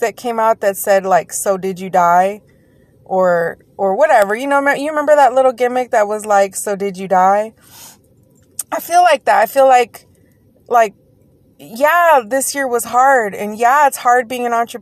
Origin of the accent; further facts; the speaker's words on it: Texas, United States; Yes, I said daggone because I'm from Texas.